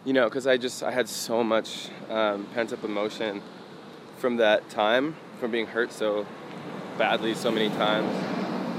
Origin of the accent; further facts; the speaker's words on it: Portland, Oregon, United States; I was born in Portland, Oregon